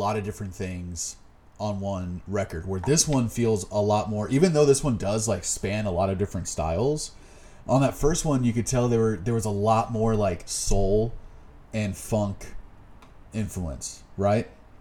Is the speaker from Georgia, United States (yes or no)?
no; near Austin, Texas, United States; now in Austin, United States; growing up near Austin, living in Austin for the last, you know, 10 years of my life